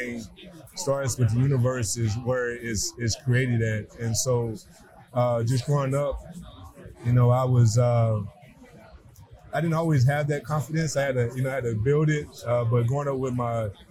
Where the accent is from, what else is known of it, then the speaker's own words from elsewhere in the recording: Tennessee, United States; born and raised a small town in Tennessee